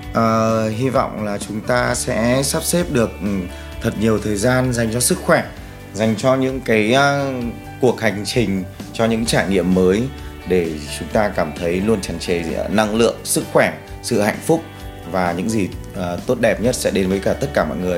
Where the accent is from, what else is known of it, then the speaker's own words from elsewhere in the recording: Ho Chi Minh City, Vietnam; mình đến từ Hồ Chí Minh